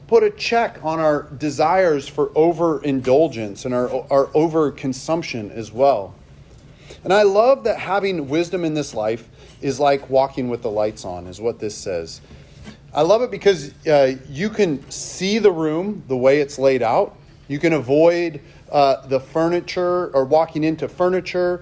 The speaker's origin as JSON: {"language": "English", "town": "Seattle", "region": "Washington", "country": "United States", "tie": "born or raised there", "said": "I grew up in Seattle"}